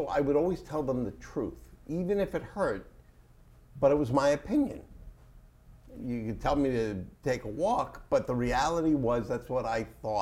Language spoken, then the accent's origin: English; New York, United States; I'm from New York